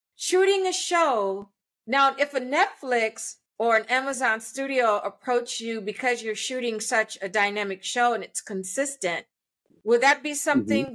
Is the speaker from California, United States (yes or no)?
yes; Los Angeles, California, United States; I'm I'm fourth generation Angelino and I grew up in Hollywood.